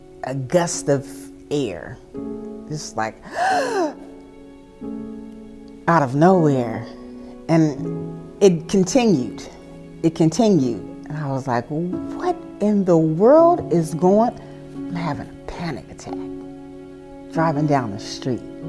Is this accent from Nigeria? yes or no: no; Oakland, California, United States; moved away as an adult; now in Houston, United States; I am originally from Oakland, California, the Bay Area